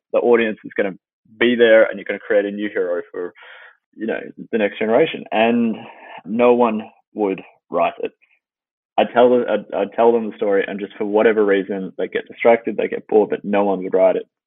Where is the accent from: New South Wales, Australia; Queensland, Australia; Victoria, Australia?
Victoria, Australia; Melbourne; moved away as an adult; now in Los Angeles, United States; I started in Melbourne, Australia, and I did all my schooling there